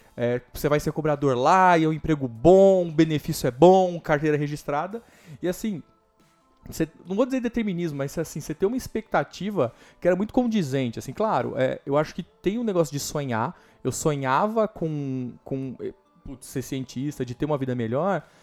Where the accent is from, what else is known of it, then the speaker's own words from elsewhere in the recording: Greater São Paulo, Brazil; also born or lived in Osasco / Barueri / Itapevi; eu nasci Osasco, morei em Barueri até meus dois anos. Depois eu fui morar na Coab do Candário, que é aqui em São Paulo